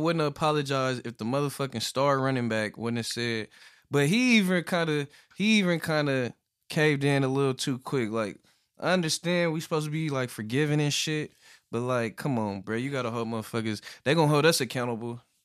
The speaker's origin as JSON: {"language": "English", "region": "California", "country": "United States", "said": "I'm from Cali"}